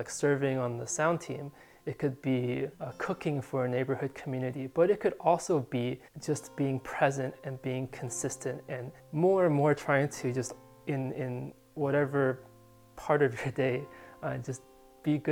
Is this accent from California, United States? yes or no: yes; California, United States; moved away as an adult; also born or lived in San Diego, California / Pittsburgh, Pennsylvania; having grown up and just lived in California